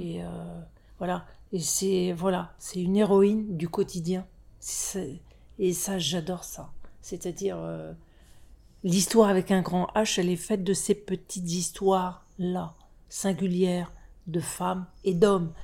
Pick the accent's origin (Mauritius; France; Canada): France; issues de l'immigration, euh, français issus de l'immigration, euh, nés en France, hein, nés en France